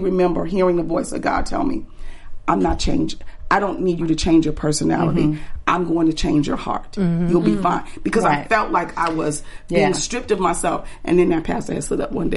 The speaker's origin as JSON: {"language": "English", "town": "New Orleans", "region": "Louisiana", "country": "United States", "moved": "yes", "said": "I'm from New Orleans"}